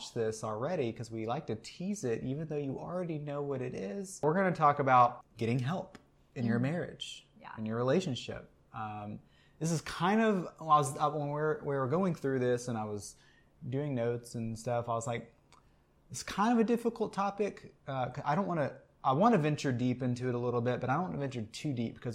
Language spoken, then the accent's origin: English; Texas, United States; We are from Texas.